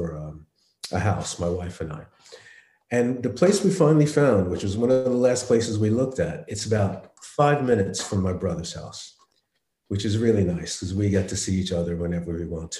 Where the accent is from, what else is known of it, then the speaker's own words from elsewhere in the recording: Belmar, New Jersey, United States; also born or lived in Long Branch, New Jersey / Asbury Park, New Jersey; now in Hawaii, United States; I was born in Long Branch, and then we lived in Asbury Park until I was about five and a half, six years old, and then we moved to Belmar, and then I grew up the rest of the time in Belmar